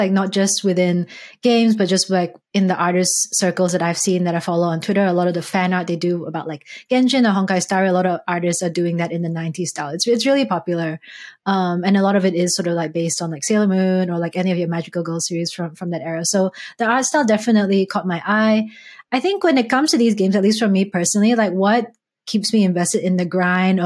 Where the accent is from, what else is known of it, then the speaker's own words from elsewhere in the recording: Malaysia; growing up in Malaysia